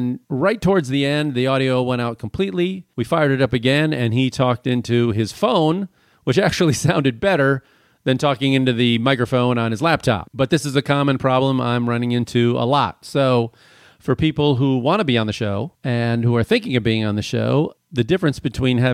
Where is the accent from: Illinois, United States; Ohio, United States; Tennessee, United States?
Illinois, United States; Chicago; I'm from Chicago